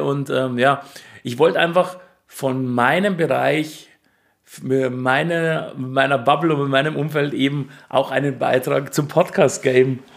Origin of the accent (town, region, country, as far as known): Ingolstadt, Bavaria, Germany